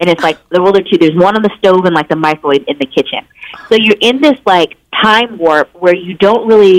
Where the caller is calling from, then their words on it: Los Angeles, California, United States; It is … time yet again, and I am calling in from Los Angeles.